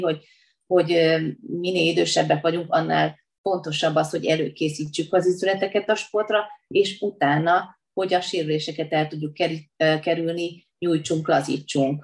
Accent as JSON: {"language": "Hungarian", "town": "Veszprém", "region": "Veszprém County", "country": "Hungary", "tie": "born or raised there", "said": "tehát én minden utcát jóformán ismerek ott, ahol felnőttem, a stadion környékén, aztán éltem a Haszkóvó lakótelepen, most pedig a Kalmár tér környékén, tehát úgy összességében úgy bármelyik területét ismerem Veszprémnek"}